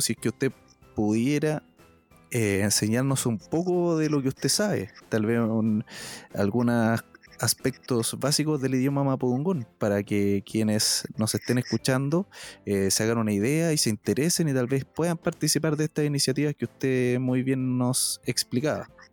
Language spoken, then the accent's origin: Spanish; Chile